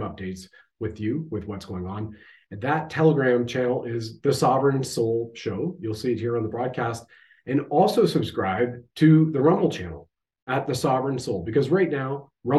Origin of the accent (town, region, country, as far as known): Canada